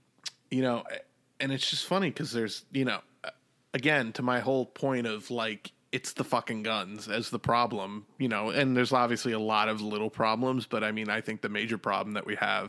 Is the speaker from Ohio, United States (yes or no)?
no; New York, United States; I'm from New York